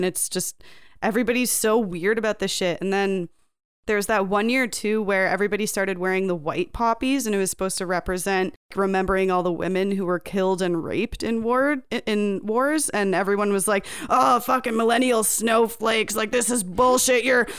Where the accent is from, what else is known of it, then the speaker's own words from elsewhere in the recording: Canada; How dare you slander the poppy? We are Canadian.